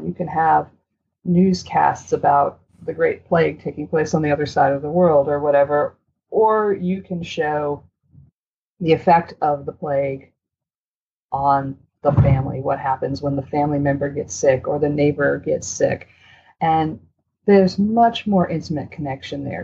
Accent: Maine, United States; I'm from Maine

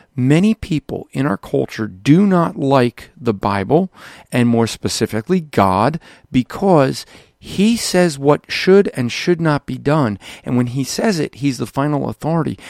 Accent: United States; us as American Christians

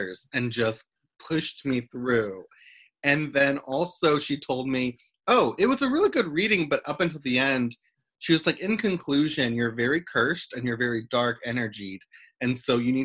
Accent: Christian County, Kentucky, United States; also born or lived in Oakland; now in Los Angeles, United States; my hometown

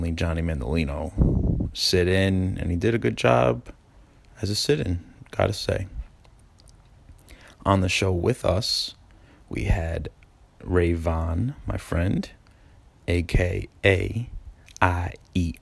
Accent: New York City, New York, United States; I'm from Ozone Park

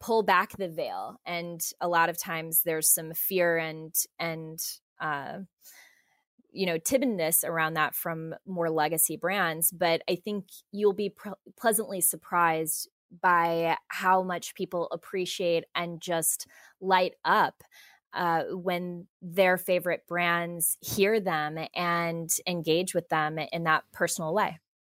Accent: Midwest, United States; I grew up in the Midwest and my parents are both very athletic

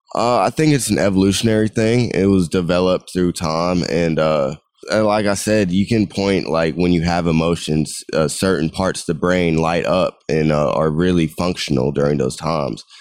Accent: United States; I was growing up in America

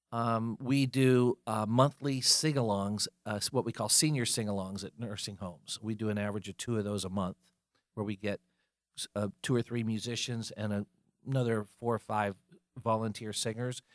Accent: Fayetteville, North Carolina, United States; moved away as an adult; also born or lived in Colorado; now in Charlotte, United States; came back to North Carolina, but came to Charlotte instead of Fayetteville, where I grew up

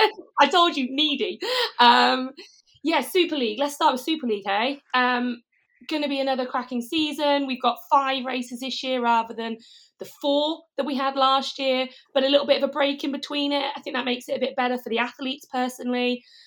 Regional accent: United Kingdom; accent: clipped British; the clipped British.

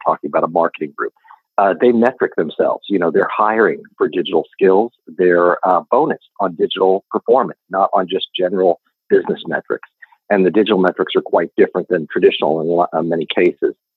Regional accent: Reno, Nevada, United States; moved away as an adult; also born or lived in Los Angeles, California; now in Austin, United States; I was born in Reno, Nevada. I grew up there and went to school at the University of Nevada in Reno

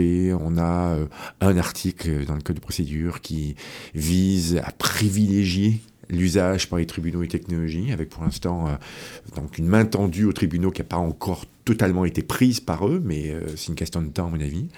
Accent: France; moved away as an adult; also born or lived in Rennes, France; now in Quebec, Canada; Je venais de France, donc j'ai fait mon, ma maîtrise à, Rennes, à l'Université de Rennes, en Bretagne.

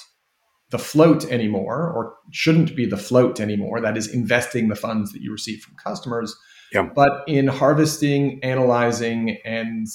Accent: Canada; moved away as an adult; also born or lived in United Kingdom; I as a Canadian who spent 11 years working in the UK

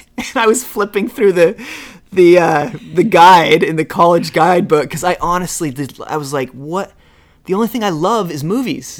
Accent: Utah, United States; moved away; you're just some kid from Utah, so I grew up in Utah.

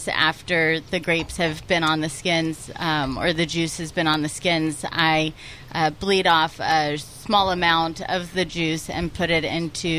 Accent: Patterson, California, United States; the small little town called Patterson. It's in the Central Valley along I-5

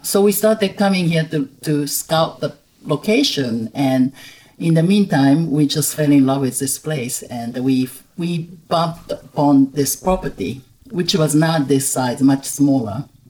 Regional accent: Kobe, Hyogo, Japan; moved away as an adult; also born or lived in Tokyo, Japan / London, United Kingdom / Caribbean; I was born and raised in Japan. Mm-hmm. Um, I'm originally from Kobe, Japan, and uh, I mainly grew up in Kobe

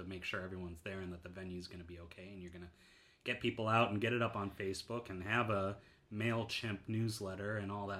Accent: Wisconsin, United States; moved away as an adult; now in New York, United States; I grew up in Wisconsin

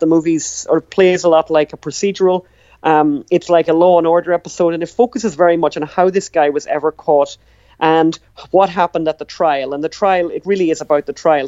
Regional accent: Ireland; we're from Ireland

